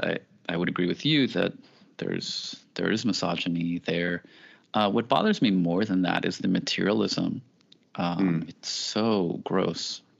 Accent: New York City, New York, United States; I grew up in the Bronx

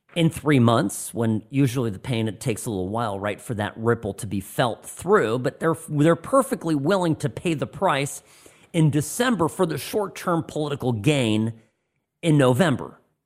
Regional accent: Orange County, California, United States; moved away as an adult; now in Nevada, United States; I grew up in Orange County, California

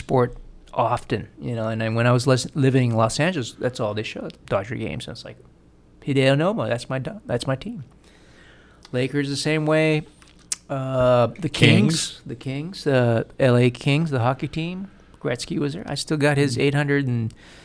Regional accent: Guam; growing up on Guam

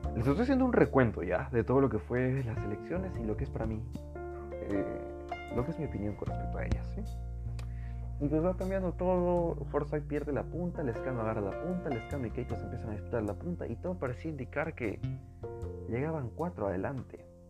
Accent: Peru; esta es la raza peruana. Todos somos peruanos.

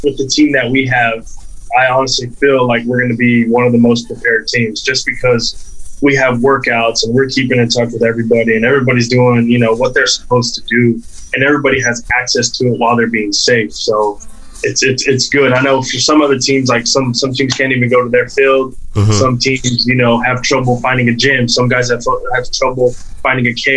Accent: South Texas, United States; growing up in South Texas

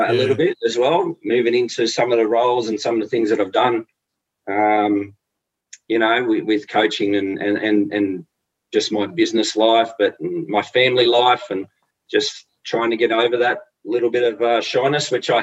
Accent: Sydney, New South Wales, Australia; I grew up in Lethbridge Park with a great family

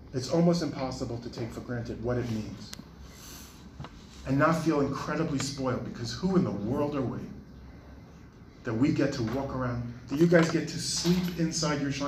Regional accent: New York City, New York, United States; when I was a little kid, I grew up in Brooklyn, New York

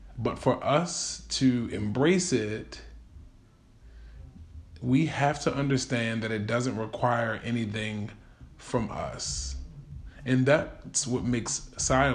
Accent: Baltimore, Maryland, United States; Growing up in Baltimore City

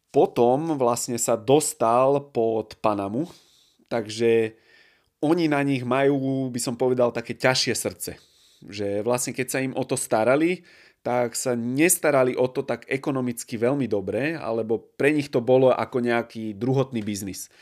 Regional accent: Bratislava, Bratislava Region, Slovakia; u nás v Bratislave

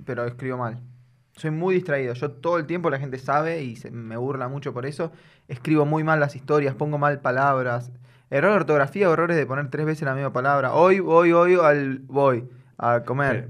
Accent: Buenos Aires, Argentina; En agronomía, Parque Chas, y ahora vivo muy pegadito en Villa colegiales

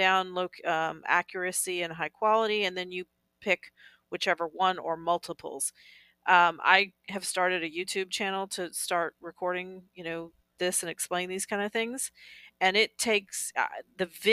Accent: Southeast, United States; I grew up in the Southeast

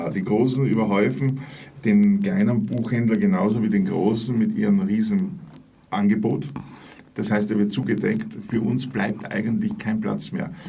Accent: Vienna, Austria; Ich habe angefangen als Würstelholer, wie das in Wien heißt. Ich komme also aus Wien

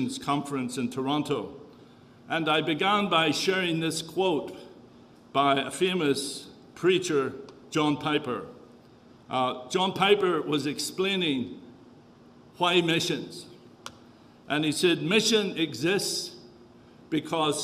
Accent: Northern Ireland, United Kingdom; accent: Irish; moved away as an adult; also born or lived in Kenya / Tanzania; now in Canada; Was born and raised in the north of Ireland, left there when there was the Troubles

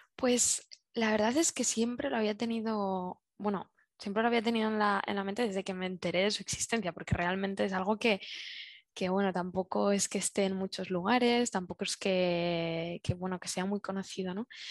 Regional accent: Zaragoza, Aragon, Spain; moved away as an adult; now in Barcelona, Spain; soy originalmente soy de Zaragoza

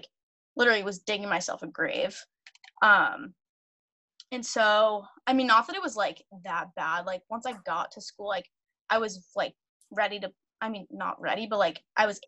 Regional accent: Reading, Massachusetts, United States; I grew up in Reading, Mass. I live here now.

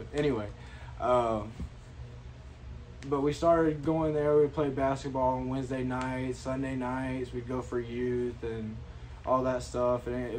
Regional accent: Elizabeth City, North Carolina, United States; born or raised there

